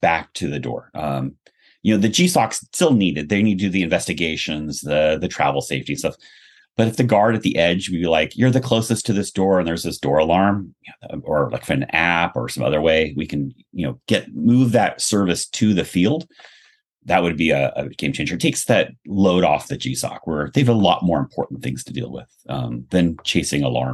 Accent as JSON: {"language": "English", "town": "Cupertino", "region": "California", "country": "United States", "tie": "born or raised there", "said": "I grew up in Cupertino"}